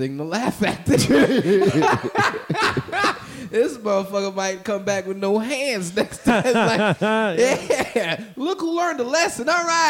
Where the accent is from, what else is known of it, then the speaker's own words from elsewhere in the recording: New Orleans, Louisiana, United States; moved away; I'm a nigga from New Orleans, man.